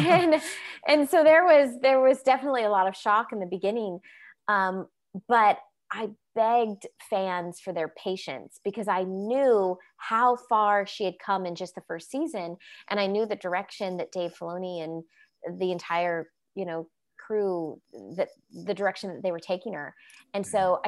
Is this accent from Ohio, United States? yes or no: no; Orlando, Florida, United States; moved away as an adult; also born or lived in Los Angeles; growing up in Orlando, Florida